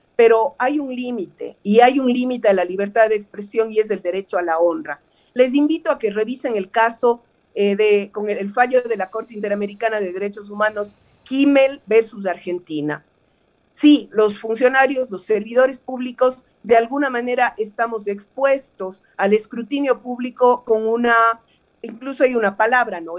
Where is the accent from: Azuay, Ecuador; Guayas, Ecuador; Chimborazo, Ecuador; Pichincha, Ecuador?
Azuay, Ecuador; Cuenca; Yo vengo de Cuenca